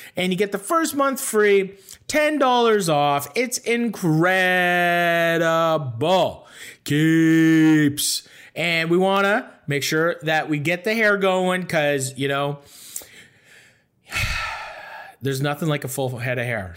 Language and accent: English; Toronto, Ontario, Canada; now in Los Angeles, United States; I'm from Toronto